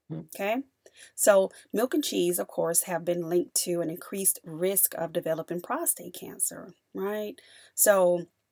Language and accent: English; the South, United States; I'm from the South